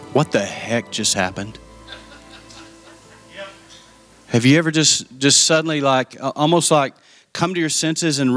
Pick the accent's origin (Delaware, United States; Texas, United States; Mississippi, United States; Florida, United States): Texas, United States; Lubbock; moved away as an adult; also born or lived in Dallas-Fort Worth, Texas; I went back to Lubbock, to my hometown